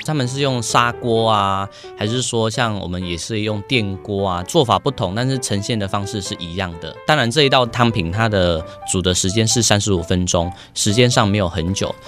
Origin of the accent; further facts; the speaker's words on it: Budai, Chiayi County, Taiwan; 我的家乡是在嘉义布袋